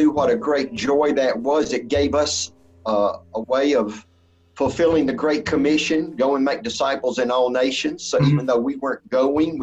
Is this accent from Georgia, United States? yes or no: yes; Atlanta, Georgia, United States; Born and raised in the Atlanta, Georgia area.